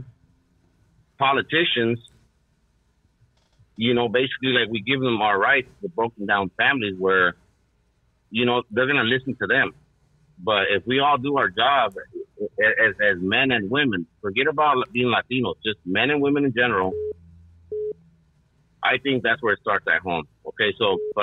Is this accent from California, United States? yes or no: yes; Los Angeles, California, United States; I'm from the city